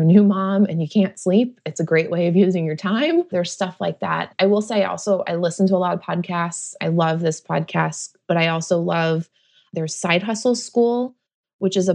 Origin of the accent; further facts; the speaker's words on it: New Jersey, United States; now in Oakland, United States; I grew up in New Jersey. I grew up right outside New York City.